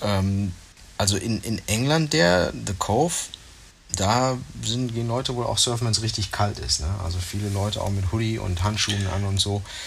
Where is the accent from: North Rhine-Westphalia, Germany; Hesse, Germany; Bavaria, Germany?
North Rhine-Westphalia, Germany; bei uns in Nordrhein-Westfalen